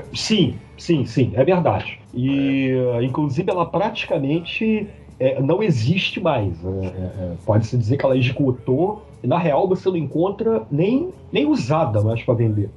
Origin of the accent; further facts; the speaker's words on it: Macaé, Rio de Janeiro, Brazil; eu voltei para minha cidade natal, Macaé, em 92